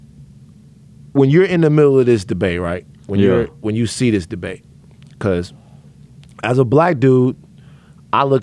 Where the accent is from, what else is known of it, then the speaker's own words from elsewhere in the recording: Louisiana, United States; moved away as an adult; now in Los Angeles, United States; I'm from Louisiana